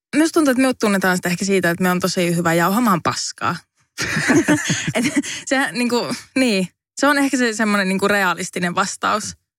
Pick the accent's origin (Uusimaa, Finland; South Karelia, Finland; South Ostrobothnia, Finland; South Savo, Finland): South Savo, Finland; Savonlinna; now in Helsinki, Finland; Savonlinnassa, josta siis olen kotoisin